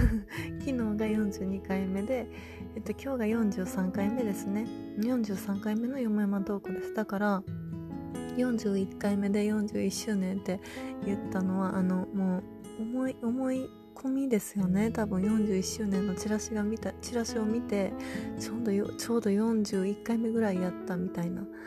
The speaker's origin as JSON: {"language": "Japanese", "region": "Kansai", "country": "Japan", "said": "関西人、関西人やからなんかもしれないんですけど"}